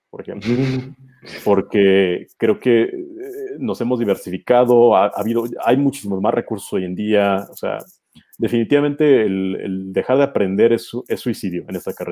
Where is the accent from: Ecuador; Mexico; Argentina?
Mexico; moved away; soy mexicano